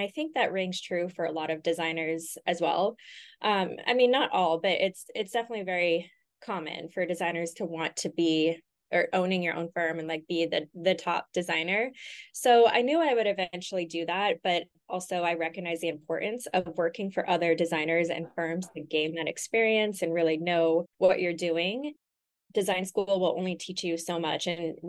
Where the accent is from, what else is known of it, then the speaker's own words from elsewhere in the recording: Los Angeles, California, United States; now in Austin, United States; I'm from LA originally. Okay. I bounced around here and there to a few different places, but I would call LA home.